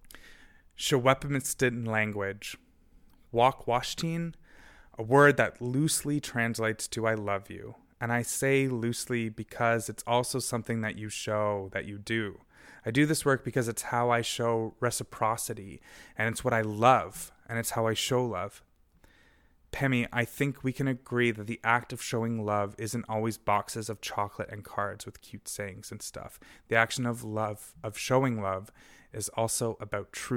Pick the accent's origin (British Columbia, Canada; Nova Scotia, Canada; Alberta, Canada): British Columbia, Canada; Golden; my hometown of Golden, so-called BC